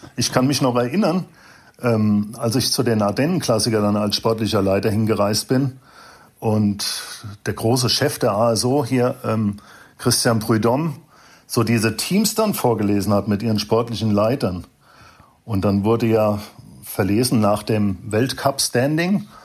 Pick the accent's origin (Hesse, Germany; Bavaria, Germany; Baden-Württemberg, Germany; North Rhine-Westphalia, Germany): Hesse, Germany; Frankfurt; also born or lived in Wiesbaden; geboren in Frankfurt, Mhm. Ich habe zwar lange in Wiesbaden gelebt